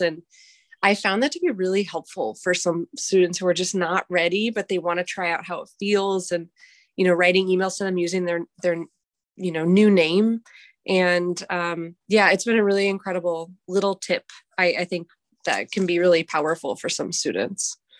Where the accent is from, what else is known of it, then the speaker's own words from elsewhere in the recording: Chicago, Illinois, United States; moved away as an adult; now in Bangkok, Thailand; I'm originally from Chicago, Illinois, which is where I am right now because I'm here on summer break